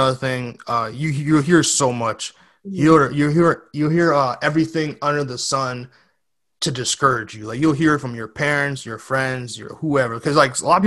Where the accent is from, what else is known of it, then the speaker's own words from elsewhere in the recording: New York City, New York, United States; moved away; also born or lived in West Coast, United States; I was born in the Bronx